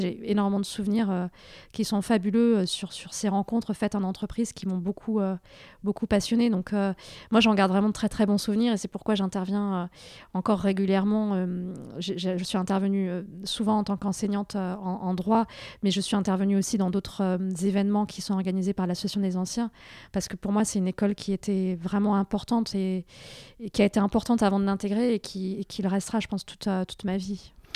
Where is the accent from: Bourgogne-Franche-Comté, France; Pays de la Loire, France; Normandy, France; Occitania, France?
Occitania, France; Toulouse; also born or lived in Carcassonne; je suis née à Carcassonne, dans l'Aude. J'ai grandi ensuite dans la banlieue de Toulouse.